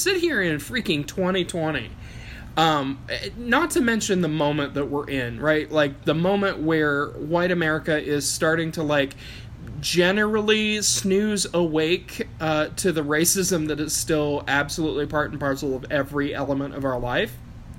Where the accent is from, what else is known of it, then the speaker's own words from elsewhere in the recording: Appalachia, United States; Like, I come from Appalachia.